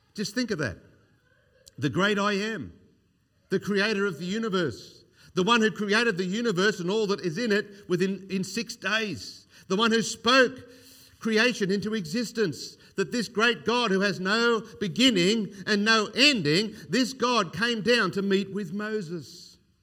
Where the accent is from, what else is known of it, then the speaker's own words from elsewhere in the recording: Australia; growing up in Australia in the sixties, uh, sixties and seventies, I was born in nineteen sixty-two